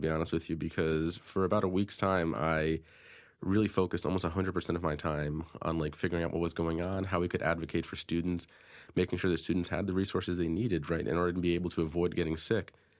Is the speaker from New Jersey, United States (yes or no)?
no; Danbury, Connecticut, United States; I'm from Danbury fr-, originally, um, grew up in the city.